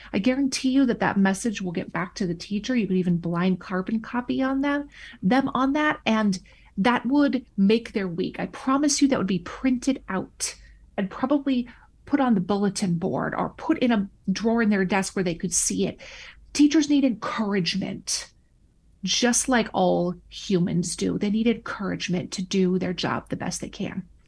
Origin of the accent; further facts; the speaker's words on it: Minnesota, United States; moved away as an adult; I returned back to my home state of Minnesota